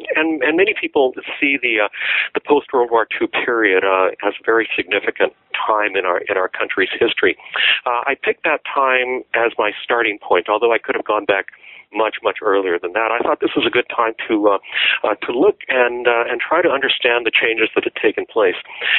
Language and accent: English; Texas, United States; I was growing up in Texas in the 1950s and 60s, and I saw many of the changes that I talk about in my book take place before my very eyes.